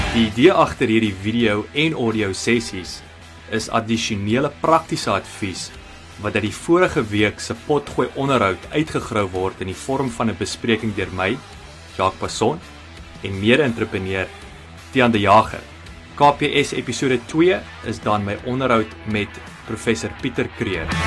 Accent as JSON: {"language": "Afrikaans", "town": "Parys", "region": "Free State", "country": "South Africa", "tie": "born or raised there", "moved": "yes", "said": "Parys toe te gaan wat uh, ek beskou as my my tuisdorp nou maar daar in die Vrystaat"}